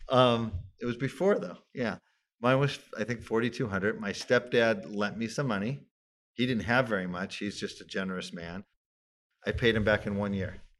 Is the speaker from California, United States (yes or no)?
yes; Los Angeles, California, United States; I grew up in Tarzana basically from age five